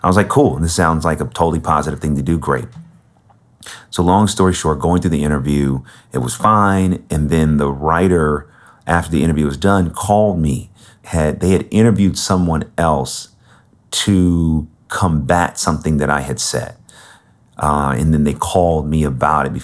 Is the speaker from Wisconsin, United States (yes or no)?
no; Bay Area, California, United States; I grew up in the Bay Area.